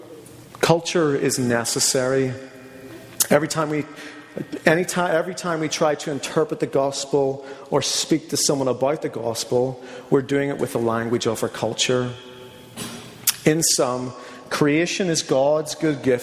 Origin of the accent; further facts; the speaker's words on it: Northern Ireland, United Kingdom; moved away; being from Northern Ireland, I'm going to have certain cultural, you know, predilections or things about me that have shaped me